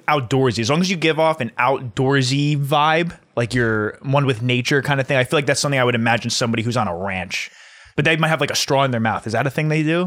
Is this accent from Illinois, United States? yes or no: no; New Jersey, United States; We're all from New Jersey.